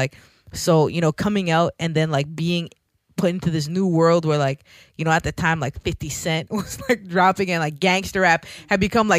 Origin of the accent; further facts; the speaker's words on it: Jamaica; being Jamaican, like hip-hop, even to this day in Jamaica, is not a popular music